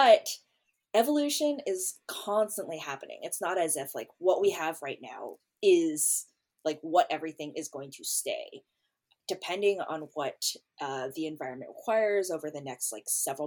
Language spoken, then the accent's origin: English; California, United States; moved away as an adult; now in Baltimore, United States; I grew up on the West Coast